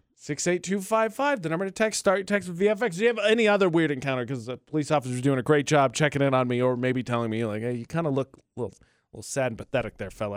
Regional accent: Northern Indiana, United States; moved away; I'm from Northern Indiana.

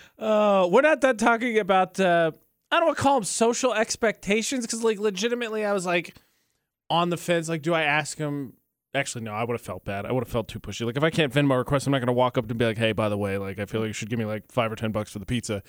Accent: United States; I'm from America

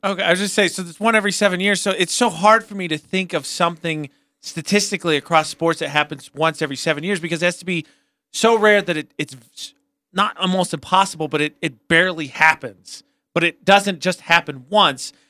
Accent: Indiana, United States; moved away; I'm from Indiana.

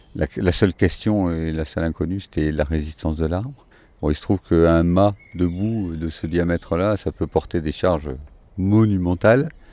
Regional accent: France; moved away as an adult; j'avais besoin de revenir dans ma terre natale déjà, trouver ma famille

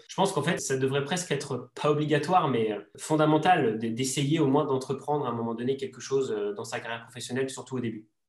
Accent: Savoie, Auvergne-Rhône-Alpes, France; de ma région natale, qui est la, la Savoie

